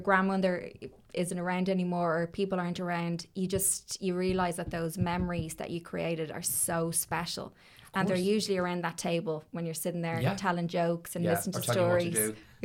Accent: Ireland; being Irish

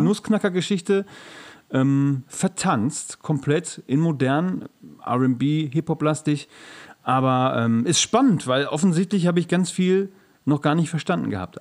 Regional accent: Gelsenkirchen, North Rhine-Westphalia, Germany; ich komme aus Gelsenkirchen

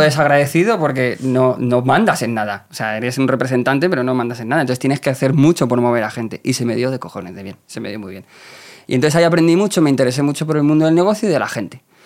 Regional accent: Leganés, Community of Madrid, Spain; yo vengo de Leganés, y soy chico de barrio

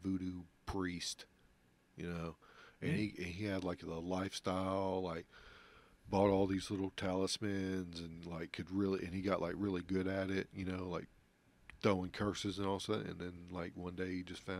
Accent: New Orleans, Louisiana, United States; Yeah, that's where I was born.

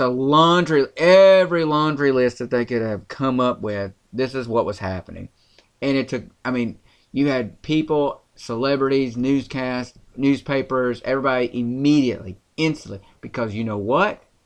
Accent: rural Tennessee, United States; accent: country; we're from Tennessee. That's where we're broadcasting from. And I'm, I'm going to say rural Tennessee by that.

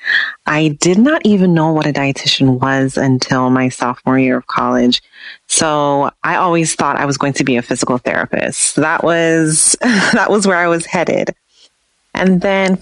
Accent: Jamaica; moved away; because I'm originally from Jamaica

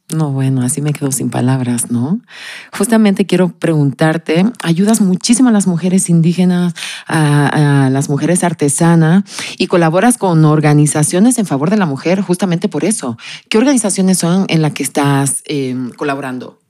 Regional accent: Canary Islands, Spain; yo soy canaria y lo digo con mucho orgullo

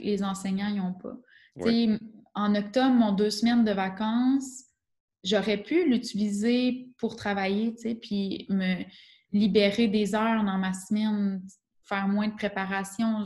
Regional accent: Quebec, Canada; accent: Québécois; moved away as an adult; now in Switzerland; Je suis arrivée avec mon accent québécois euh, bien prononcé

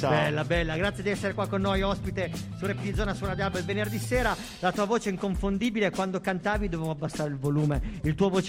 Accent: Ceresole d'Alba, Piedmont, Italy; Io sono di Ceresole d'Alba.

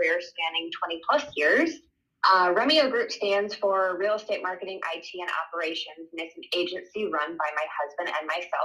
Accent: Iowa, United States; moved away as an adult; also born or lived in California / Colorado; we've been back in Iowa, my home state, for almost 8 years

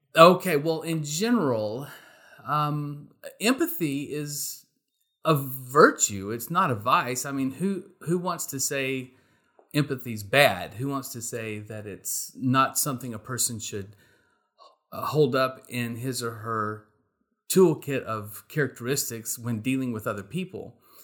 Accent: Texas, United States; I am a Texan

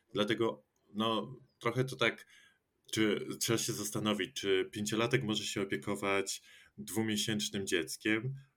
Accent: Poland; ja też pochodzę ze wsi i cały czas tam żyjąc

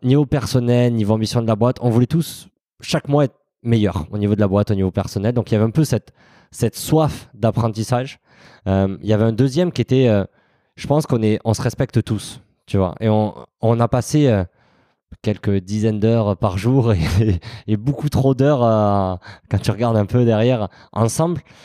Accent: south of France, France; je suis originaire du, sud de la France, mon accent me, trahit euh, parfois

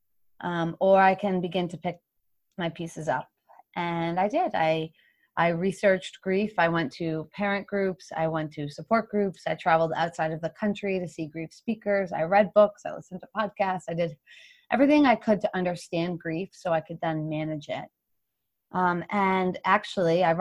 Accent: Hopkinton, Massachusetts, United States; also born or lived in Boston; my home city. And it actually starts in my hometown where my parents live.

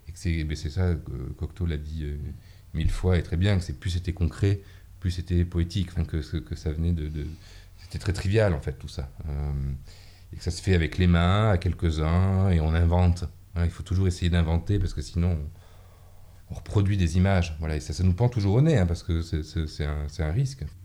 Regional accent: Mont-de-Marsan, Nouvelle-Aquitaine, France; moved away as an adult; also born or lived in Paris; dans une ville qui est ma ville natale, où j'ai grandi, enfin où je suis né, où j'ai grandi et de laquelle je suis parti à, 18 ans, donc Mont-de-Marsan dans les Landes

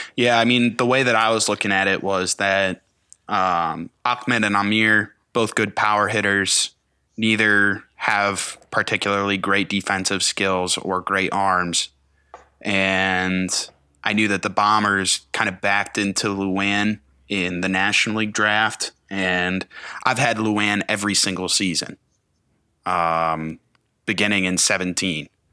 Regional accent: Cleveland, Ohio, United States; I grew up in Cleveland area as an Indians fan.

